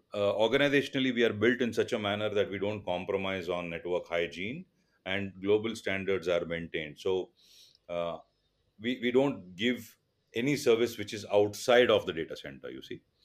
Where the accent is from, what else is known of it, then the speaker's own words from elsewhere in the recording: Mumbai, Maharashtra, India; first language Tulu; English is a second language; born and brought up in Mumbai